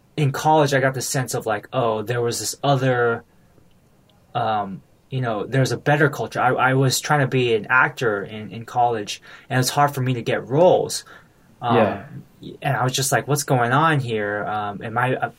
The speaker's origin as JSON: {"language": "English", "town": "Milpitas", "region": "California", "country": "United States", "tie": "born or raised there", "said": "growing up in Milpitas"}